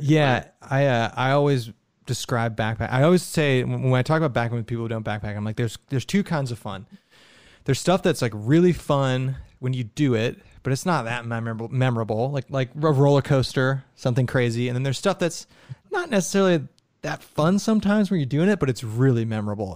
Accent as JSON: {"language": "English", "region": "Ohio", "country": "United States", "said": "we're from Ohio"}